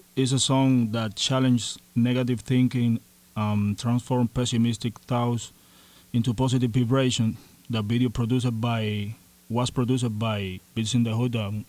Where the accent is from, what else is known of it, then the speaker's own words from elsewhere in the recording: Cuba; now in Miami, United States; I'm from Cuba, hip-hop artist, and now living in Miami.